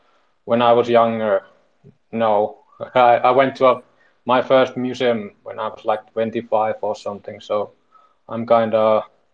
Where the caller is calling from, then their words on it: Finland; I'm speaking from Finland